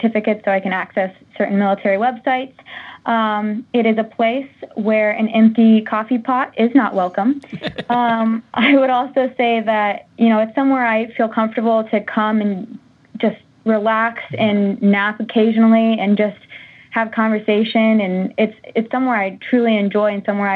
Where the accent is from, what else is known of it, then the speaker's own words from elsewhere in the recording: Monticello, Indiana, United States; My hometown is Monticello, Indiana